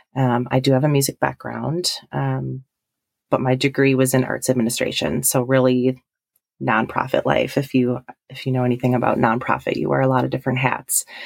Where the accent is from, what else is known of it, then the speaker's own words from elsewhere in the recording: Milwaukee, Wisconsin, United States; moved away as an adult; now in Stevens Point, United States; I'm originally from the Milwaukee area